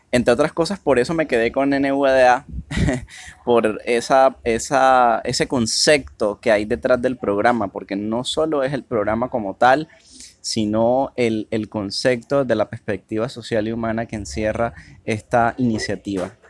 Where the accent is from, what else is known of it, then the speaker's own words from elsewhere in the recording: Cartagena, Bolívar, Colombia; soy de la ciudad de Cartagena, Colombia